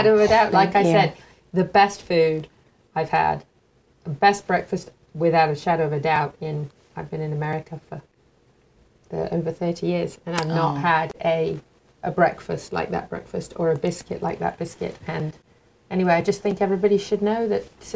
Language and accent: English; England, United Kingdom; moved away; growing up in England